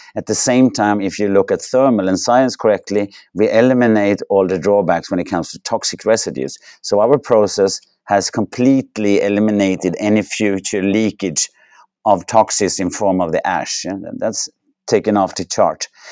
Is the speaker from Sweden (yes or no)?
yes; Sweden; I grew up in Sweden, had the chance to go to university in Sweden